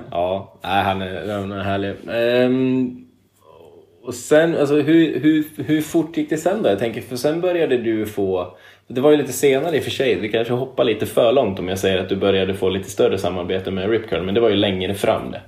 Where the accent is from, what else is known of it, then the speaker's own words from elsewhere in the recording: Edsbyn, Gävleborg County, Sweden; hemma i Edsbyn